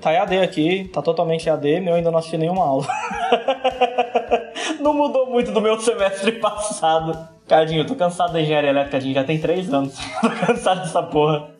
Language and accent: Portuguese; Brazil; a gente é do Brasil